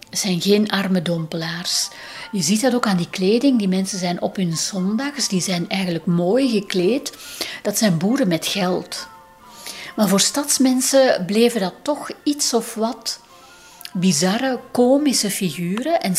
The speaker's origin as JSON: {"language": "Dutch", "area": "Steenweg op Rijkevorsel, Kempen", "region": "Flanders", "country": "Belgium", "tie": "born or raised there", "said": "Ik ben trouwens zelf opgegroeid aan de Steenweg op Rijkenvorsel"}